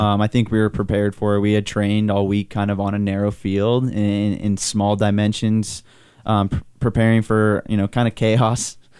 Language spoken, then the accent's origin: English; Southern California, United States; moved away; growing up in Southern California, I'd go to Galaxy games